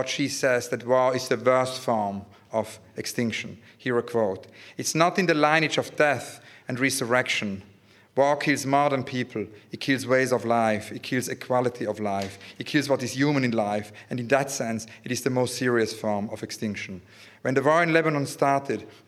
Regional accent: Zurich, Switzerland; now in London, United Kingdom; I was born in Zurich, and growing up in Zurich, you know, it's the city of Dada

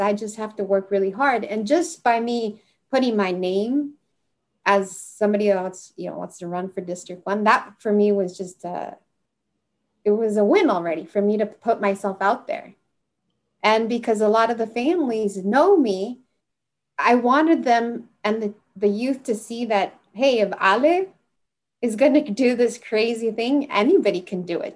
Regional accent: Santa Barbara, California, United States; growing up in Santa Barbara, it's like you're you're in two worlds

